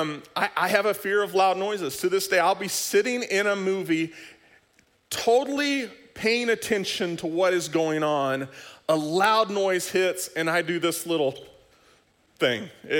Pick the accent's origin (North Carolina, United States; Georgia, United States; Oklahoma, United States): Oklahoma, United States; I grew up in Oklahoma for a good portion of my life, and there was this little thing that would roll through every once in a while called a tornado.